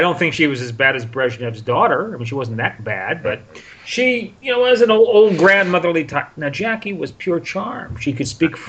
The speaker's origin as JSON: {"language": "English", "country": "United States", "tie": "born or raised there", "said": "When I was growing up in America in the 1950s and 60s"}